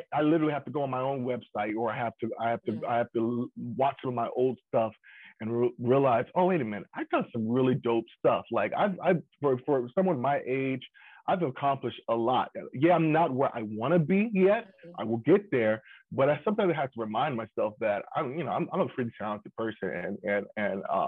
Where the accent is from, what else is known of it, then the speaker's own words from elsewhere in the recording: Atlanta, Georgia, United States; moved away as an adult; also born or lived in Alabama / New York; now in Los Angeles, United States; I'm from Atlanta, Georgia.